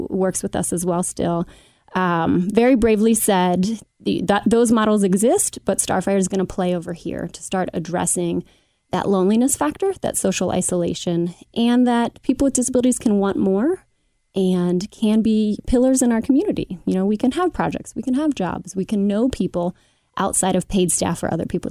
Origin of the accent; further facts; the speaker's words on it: Cincinnati, Ohio, United States; also born or lived in Madisonville; I grew up in Oakley, mother of two in Madisonville